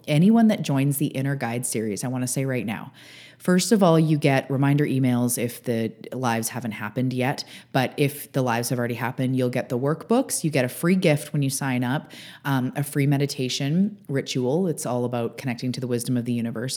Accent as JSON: {"language": "English", "country": "Canada", "also_born_or_lived": "Vancouver Island, British Columbia", "said": "I am a Canadian living on the West Coast on Vancouver Island in my beautiful beach town"}